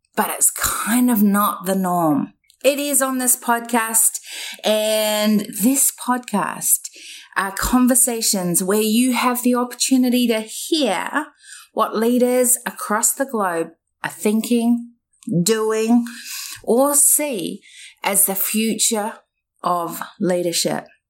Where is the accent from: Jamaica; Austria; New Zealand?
New Zealand; now in Australia; I was born in New Zealand